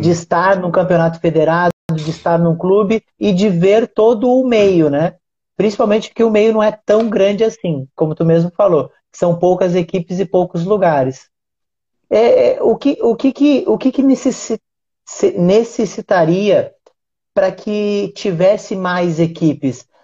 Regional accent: Uruguaiana, Rio Grande do Sul, Brazil; eu sou do Rio Grande do Sul

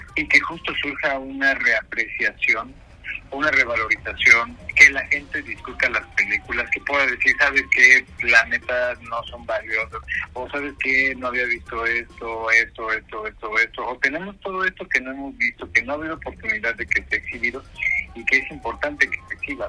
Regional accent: Mexico; now in Europe; nosotros como mexicanos

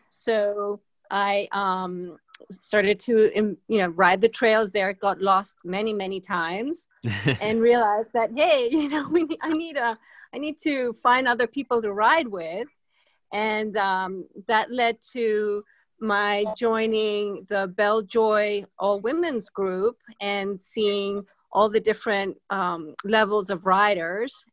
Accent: Spain; also born or lived in Boston; now in Richmond, United States; I'm originally from Spain, and I uh, grew up on the water

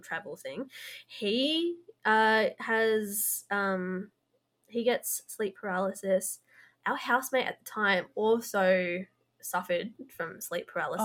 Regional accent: Blue Mountains, New South Wales, Australia; we're both originally from the Blue Mountains

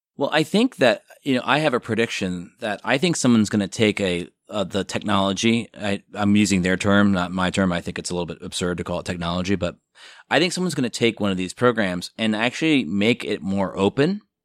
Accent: outside of New York City, United States; also born or lived in Chicago; now in Los Angeles, United States; I grew up outside of New York City

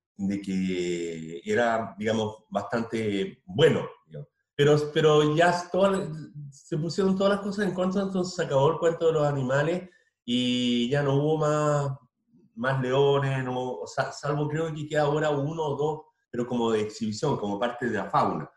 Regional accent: Tomé, Biobío, Chile; moved away; also born or lived in Concepción; mi pueblo natal

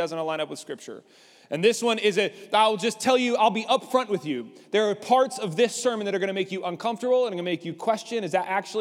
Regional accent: Lubbock, Texas, United States; I grew up in Lubbock.

